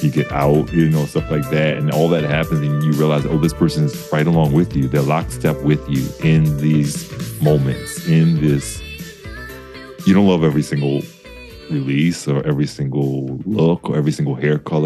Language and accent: English; the South, United States; I'm not from New York, I'm from the South, and I was in the deep suburbs. Like I always say, I was buried in the suburbs growing up